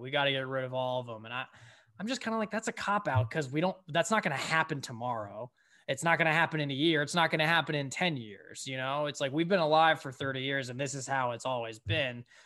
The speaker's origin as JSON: {"language": "English", "region": "Connecticut", "country": "United States", "said": "my home state"}